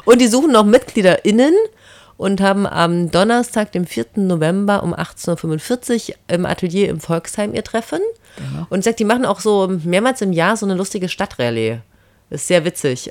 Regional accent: Germany; now in Salzburg, Austria; ich komme ja aus der DDR.

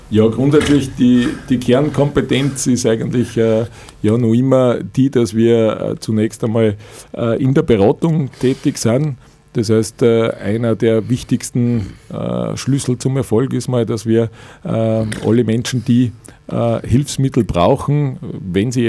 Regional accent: Niedertalheim, Upper Austria, Austria; Ich komme aus dem Örtchen Niedertalheim. Äh, das ist im Bezirk Vöcklerbruck bei Schwanenstadt.

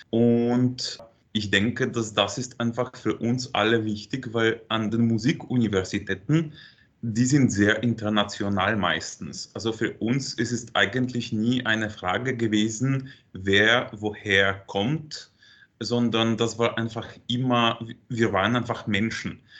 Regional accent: Rzeszów, Subcarpathian Voivodeship, Poland; Und ich komme eigentlich aus Polen, aus Rzeszów. Und das ist so ungefähr eine Stunde bis zur Grenze mit der Ukraine.

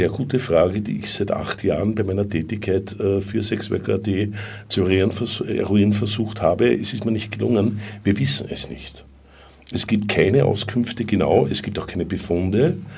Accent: Austria; Man darf nicht vergessen, als Österreicherin hat man natürlich bei der Verständigung weniger Probleme.

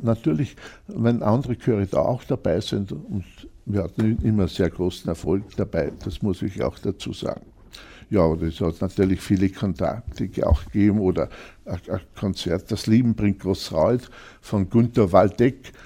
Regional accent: Grein, Upper Austria, Austria; also born or lived in Linz; Ich bin in Grein aufgewachsen

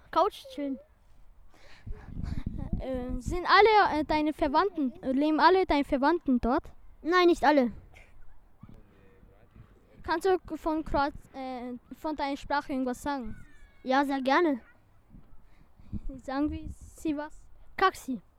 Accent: Bosnia & Herzegovina; moved away; ich komme auch aus Bosnien.

